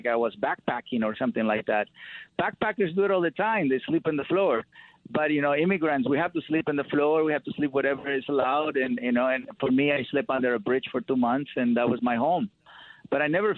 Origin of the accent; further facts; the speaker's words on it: Mexico; now in United States; growing up in Mexico, you know, my family nurtured my connection with animals.